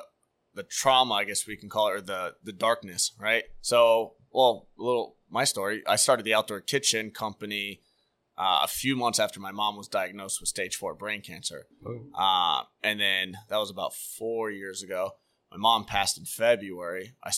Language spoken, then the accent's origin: English; Orlando, Florida, United States; I grew up on Curry Ford and Econ.